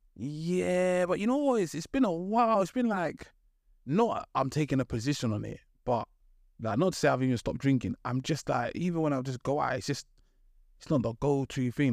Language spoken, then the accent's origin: English; London, United Kingdom; I grew up in East London.